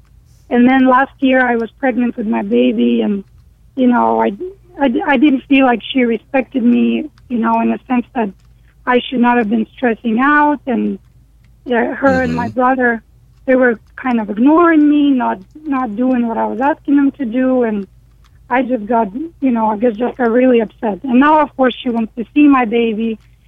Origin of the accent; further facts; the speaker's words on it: Ukraine; I am from Ukraine.